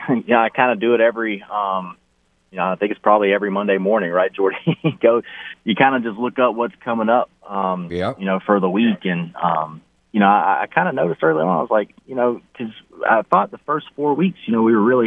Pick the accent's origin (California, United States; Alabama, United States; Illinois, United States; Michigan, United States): Alabama, United States; moved away as an adult; also born or lived in North Louisiana; now in Louisiana, United States; back in my home state of Alabama.